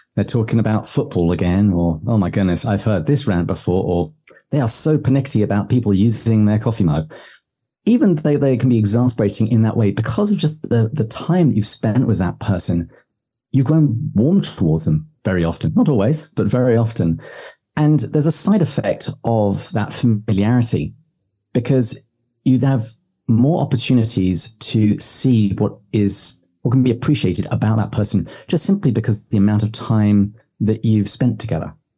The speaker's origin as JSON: {"language": "English", "region": "England", "country": "United Kingdom", "moved": "yes", "lives_now": "United States", "said": "me being very English"}